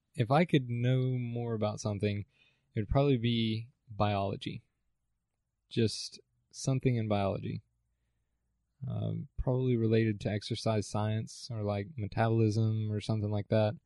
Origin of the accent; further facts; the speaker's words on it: Allen, Texas, United States; moved away as an adult; now in Stephenville, United States; I was born in Allen and also grew up in Allen